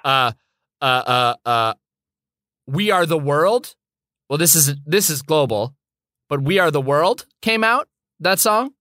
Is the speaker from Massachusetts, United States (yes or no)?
yes; Boston, Massachusetts, United States; I was born in Brigham Women's Hospital in Boston, Massachusetts